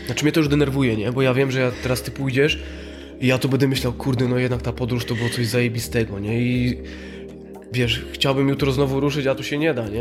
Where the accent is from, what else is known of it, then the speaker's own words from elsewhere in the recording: Poland; z Polski, nie, nie, nie z Syrii